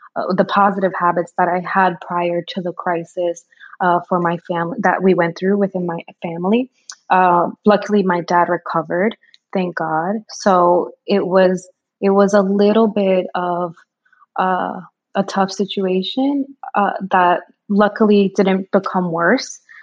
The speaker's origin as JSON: {"language": "English", "country": "Dominican Republic", "tie": "born or raised there", "moved": "yes", "said": "I'm an immigrant. I was born in the Dominican Republic. I'm an island girl"}